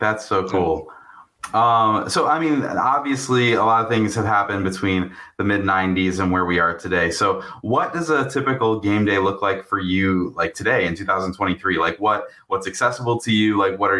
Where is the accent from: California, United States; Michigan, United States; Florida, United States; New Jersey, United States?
Michigan, United States; I grew up in Michigan, so I'm not native to Wisconsin or Green Bay.